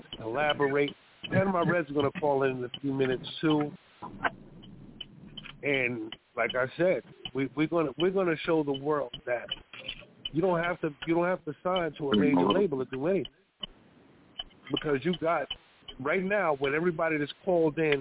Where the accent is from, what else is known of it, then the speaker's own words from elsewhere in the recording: New York City, New York, United States; moved away as an adult; also born or lived in East Coast; We're all from Sugar Hill, Harlem, between 149th and 150th and Broadway